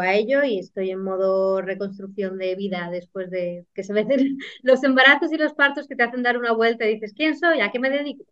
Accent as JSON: {"language": "Spanish", "town": "Guadarrama", "region": "Community of Madrid", "country": "Spain", "said": "soy de Madrid, de la Sierra, un pueblecito de Guadarrama"}